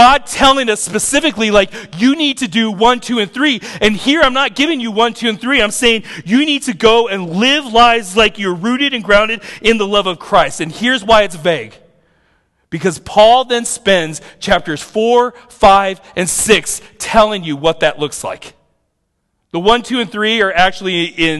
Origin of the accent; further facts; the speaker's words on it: United States; I'm an American